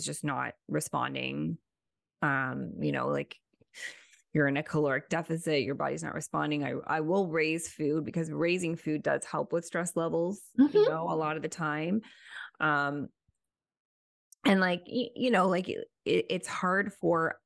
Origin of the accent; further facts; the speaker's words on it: Toronto, Ontario, Canada; We're from Toronto